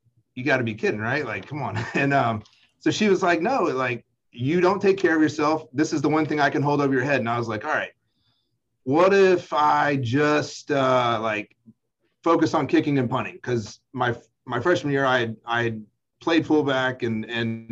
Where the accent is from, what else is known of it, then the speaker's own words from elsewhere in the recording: Huntsville, Alabama, United States; I grew up there in Huntsville